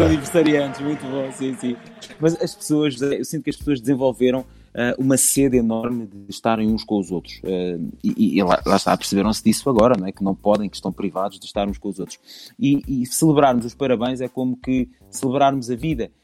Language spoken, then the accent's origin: Portuguese; Alentejo, Portugal; moved away; eu venho do Alentejo